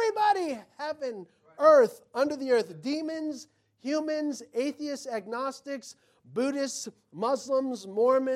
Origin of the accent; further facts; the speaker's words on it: United States; I'm an American.